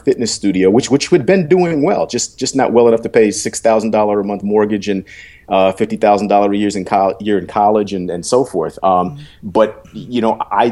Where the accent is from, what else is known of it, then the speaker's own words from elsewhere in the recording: New York City, New York, United States; moved away as an adult; my being a New Yorker, by being from Harlem